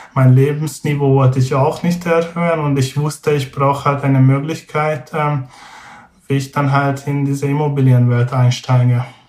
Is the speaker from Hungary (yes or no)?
yes; Hungary; German is a second language; moved away as an adult; now in Braunschweig, Germany; also ursprünglich komme ich aus Ungarn